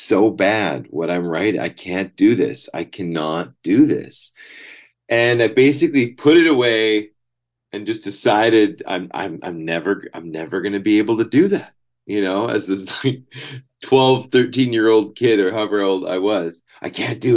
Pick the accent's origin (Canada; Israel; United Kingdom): Canada; Salmon Arm, British Columbia; moved away as an adult; also born or lived in Vancouver / Brazil; now in Berlin, Germany; I grew up in Salmon Arm, not far from where you are.